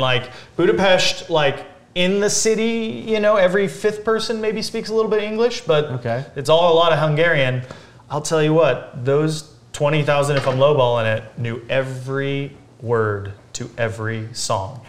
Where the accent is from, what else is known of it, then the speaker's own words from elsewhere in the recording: Big Bear Lake, California, United States; We grew up in Big Bear